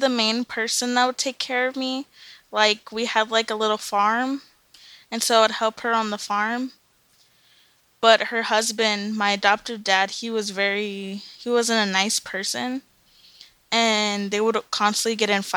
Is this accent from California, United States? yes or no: yes; Lake Los Angeles, California, United States; also born or lived in Antelope Valley / Santa Monica; I grew up, like, in a very small city that's even smaller than that, called Lake Los Angeles.